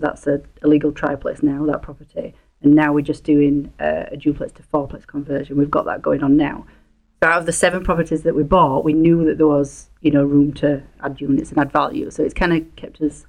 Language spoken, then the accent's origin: English; a little town just outside of Leeds, Yorkshire and the Humber, United Kingdom; accent: broad English; moved away as an adult; now in Canada; near Leeds, a little town just outside of Leeds